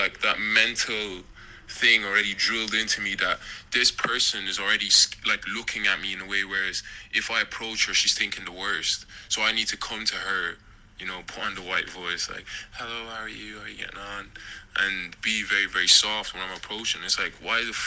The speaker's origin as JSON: {"language": "English", "country": "Ireland", "tie": "born or raised there", "said": "growing up in Ireland"}